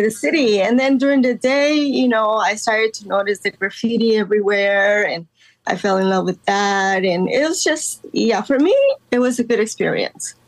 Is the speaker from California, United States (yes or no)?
yes; Los Angeles, California, United States; also born or lived in Guatemala; I was uh, born in Guatemala, but I was raised in Los Angeles since the age of 10